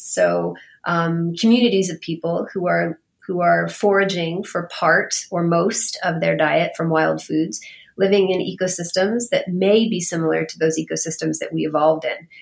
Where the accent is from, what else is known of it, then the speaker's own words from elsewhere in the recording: Bay Area, California, United States; moved away; I am from the Bay Area. I am I'm from California originally